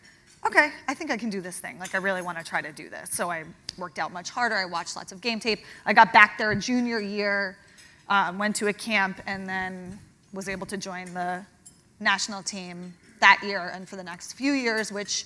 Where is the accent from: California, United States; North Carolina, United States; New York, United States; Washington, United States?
New York, United States; Huntington; also born or lived in Connecticut; I'm from Long Island, Huntington to be specific.